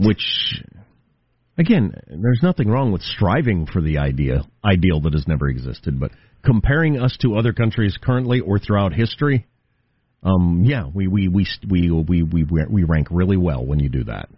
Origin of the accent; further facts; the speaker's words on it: United States; I was born in the United States